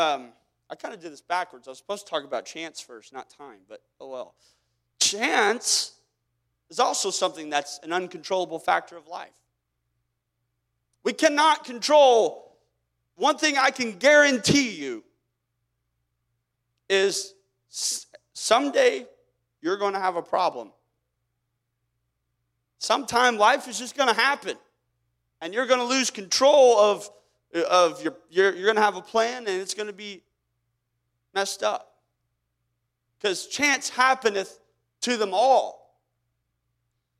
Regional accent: Kansas, United States; I didn't choose whether or not I was born in Kansas

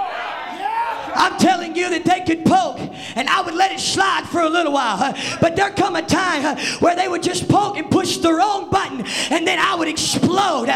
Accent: the South, United States; I'm from the South

